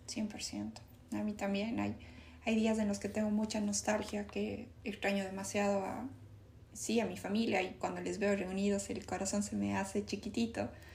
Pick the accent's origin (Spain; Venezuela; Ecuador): Ecuador; moved away; todo yo amo a, a Ecuador, pero no me regresaría a vivir allá